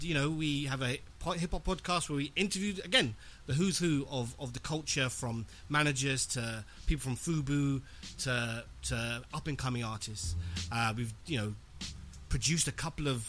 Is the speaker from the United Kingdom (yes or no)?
yes; London, United Kingdom; born and raised in West London